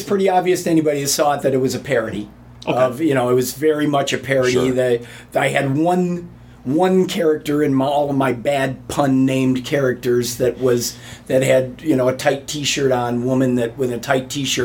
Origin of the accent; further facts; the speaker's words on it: Homewood, Illinois, United States; I was from Homewood